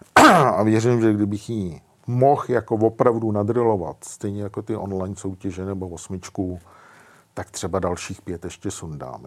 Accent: Czechia; my jako Češi

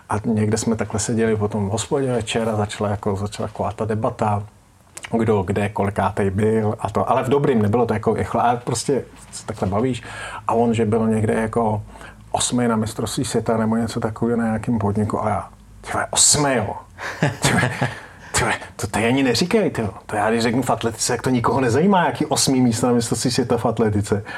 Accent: Czechia; jsme Češi

